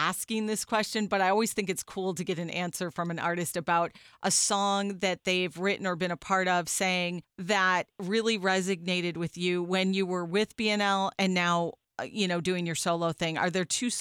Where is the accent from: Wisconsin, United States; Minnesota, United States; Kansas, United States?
Wisconsin, United States; moved away as an adult; now in Tampa Bay, United States; I'm from Wisconsin